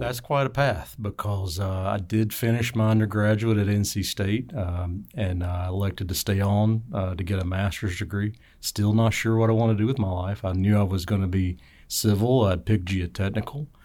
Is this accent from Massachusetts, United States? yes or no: no; Western North Carolina, United States; moved away; I'm from North Carolina.